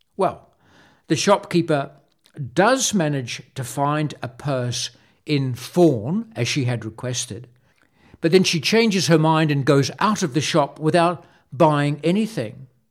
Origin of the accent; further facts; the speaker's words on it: Wellington, New Zealand; moved away as an adult; also born or lived in France; my dad would take us to see the circus in Wellington, my hometown